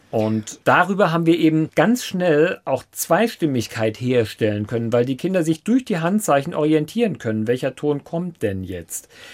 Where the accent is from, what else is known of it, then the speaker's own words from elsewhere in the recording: Saarbrücken, Saarland, Germany; now in Lörzweiler, Germany; das Haus, wo ich aufgewachsen bin, das ist ein kleiner Ort, Herrensur bei Saarbrücken